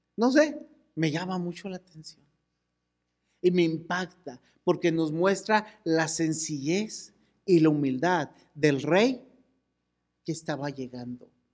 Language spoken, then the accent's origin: Spanish; Chihuahua, Mexico; somos de Chihuahua